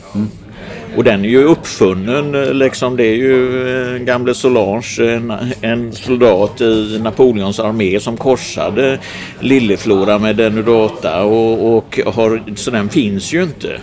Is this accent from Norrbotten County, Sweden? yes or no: no; Gothenburg, Västra Götaland, Sweden; jag är ju uppvuxen i Göteborg, östra stadsdelarna i närheten av Delsjöreservatet